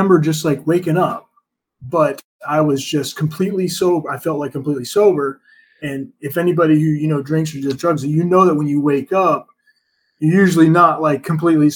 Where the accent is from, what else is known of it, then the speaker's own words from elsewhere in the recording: United States; growing up in America